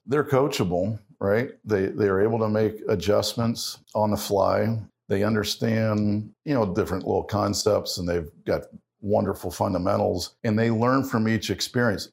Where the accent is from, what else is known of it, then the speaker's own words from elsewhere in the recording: Ohio, United States; growing up in Ohio